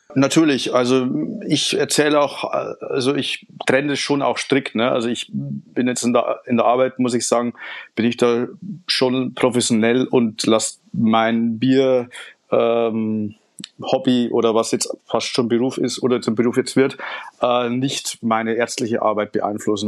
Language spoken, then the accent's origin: German; Upper Palatinate, Bavaria, Germany; moved away as an adult; also born or lived in Franconia; now in Nuremberg, Germany; bin gebürtiger Niederbayer, aufgewachsen in Oberpfalz, studiert in Franken und bin jetzt auch in Nürnberg gelandet